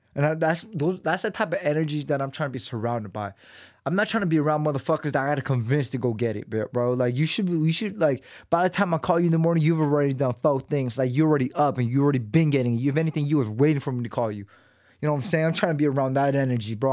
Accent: United States; born and raised in America

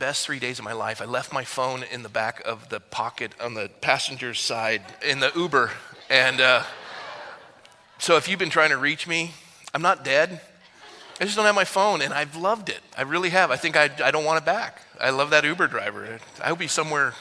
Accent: California, United States; also born or lived in Fresno; I'm from California

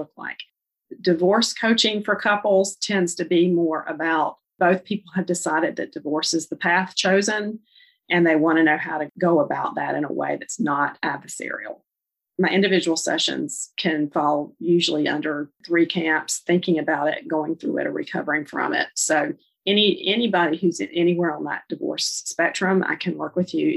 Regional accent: Charlotte, North Carolina, United States; I'm from Charlotte, North Carolina, if you can't tell from my accent

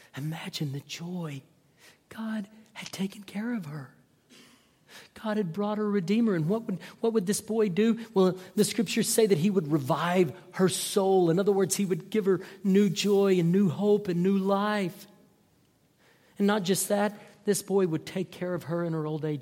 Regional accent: North Texas, United States; I grew up in North Texas

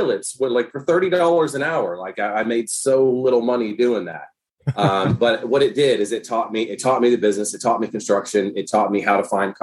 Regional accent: Nashville, Tennessee, United States; moved away as an adult; also born or lived in San Diego, California; now in Youngstown, United States; I'm not from California. I grew up in Tennessee. So I did migrate out west after college. But still, gotcha. The Middle Tennessee, Nashville area where I'm from

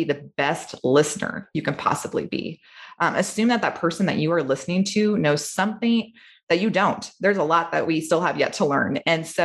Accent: Treynor, Iowa, United States; I grew up in Trainer.

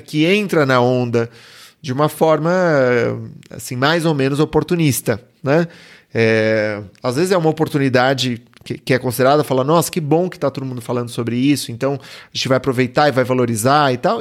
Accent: Brazil; Eu, eu, sou brasileiro

